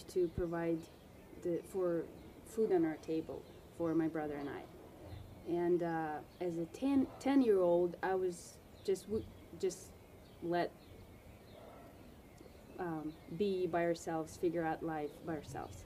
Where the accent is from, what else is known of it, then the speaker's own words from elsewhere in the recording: Ukraine; also born or lived in Russia; When I was 8 years old, we moved to Ukraine